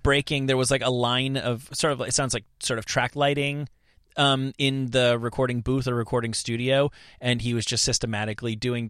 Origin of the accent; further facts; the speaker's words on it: New Jersey, United States; I'm from New Jersey